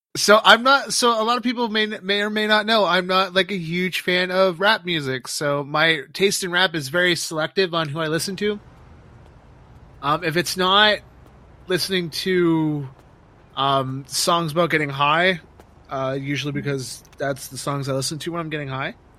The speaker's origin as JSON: {"language": "English", "country": "Canada", "tie": "born or raised there", "said": "I always loved growing up in Canada"}